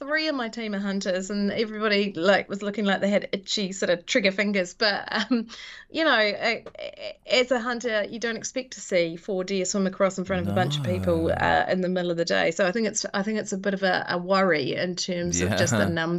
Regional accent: Invercargill, Southland, New Zealand; I hail from down there. So I was born in Invercargill, and my grandparents lived in the Catlins for many, many, many, many years. And so I had a joyous childhood, hanging out in the bush down there.

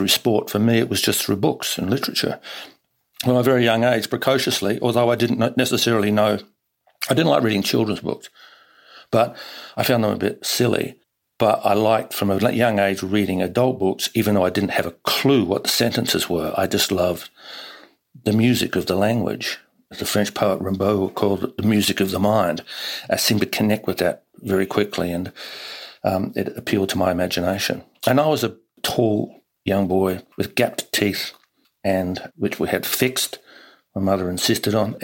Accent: Hastings, Hawke's Bay, New Zealand; also born or lived in Sydney, Australia; born in Sydney, in Randwick, but then as a baby we went to live in Hastings in New Zealand, which is in the Hawke's Bay

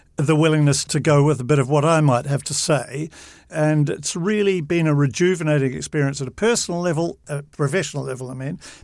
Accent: New Zealand; As a New Zealander

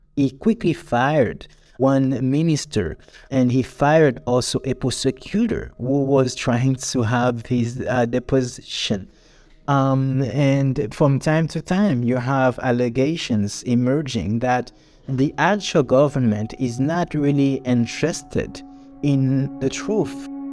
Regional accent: Jérémie, Grand'Anse, Haiti; Jeremy, my hometown

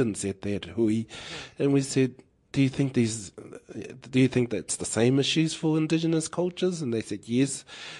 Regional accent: Rotorua, Bay of Plenty, New Zealand; I was born and raised in Rotorua, and my hapū is Ngāti Pākehā, along with a raft of others in Te Aroha. I also have ngā puhi connections through Dad

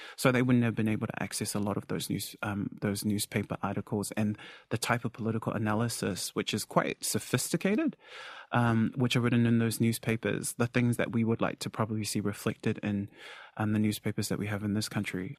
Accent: Auckland, New Zealand; I grew up in South Auckland amongst the Samoan f, uh, community, which was very connected

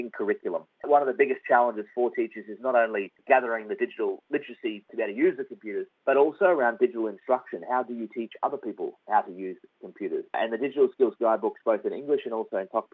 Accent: Australia; also born or lived in Western Highlands, Papua New Guinea; growing up in Australia

